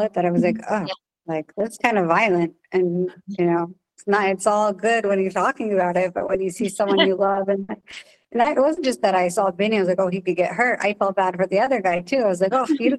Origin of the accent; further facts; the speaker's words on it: New Jersey, United States; I'm from New Jersey